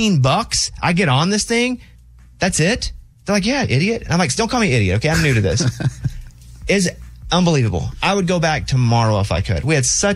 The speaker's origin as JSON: {"language": "English", "region": "Arkansas", "country": "United States", "tie": "born or raised there", "said": "I grew up in Arkansas. We didn't really have seafood."}